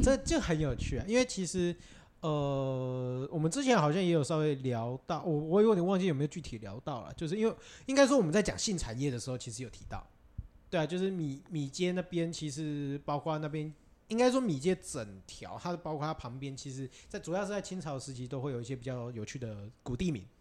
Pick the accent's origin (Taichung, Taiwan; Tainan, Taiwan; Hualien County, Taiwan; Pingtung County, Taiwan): Tainan, Taiwan; 因为我小时候在那边生活的，我那个国小念那附近